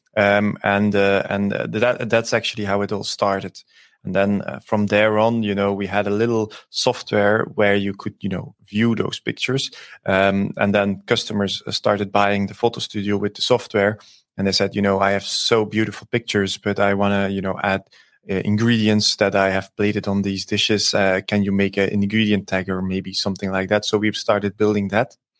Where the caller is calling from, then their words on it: Antwerp, Flanders, Belgium; I'm, uh, calling in from, uh, Antwerp in Belgium